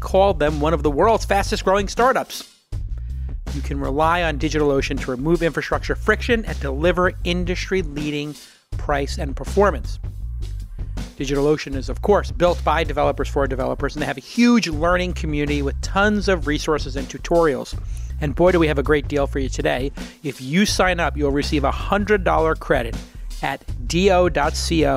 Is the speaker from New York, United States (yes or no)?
yes; New York City, New York, United States; I grew up in Brooklyn